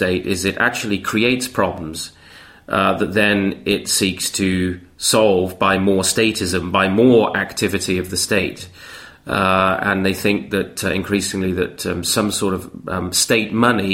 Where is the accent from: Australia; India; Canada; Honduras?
Canada; moved away; I'm from Canada